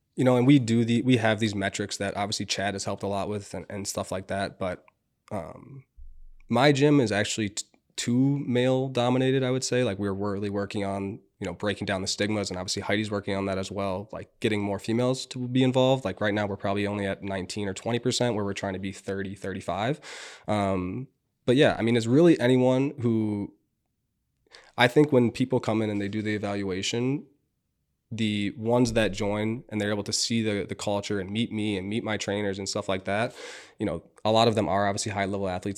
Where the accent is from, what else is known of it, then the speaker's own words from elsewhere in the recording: Minnetonka, Minnesota, United States; I grew up in Minnetonka, 45, 50 minutes away